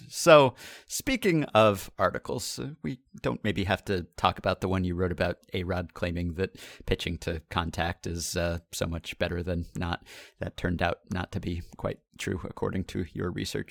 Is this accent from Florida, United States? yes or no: no; New York, United States; I grew up in New York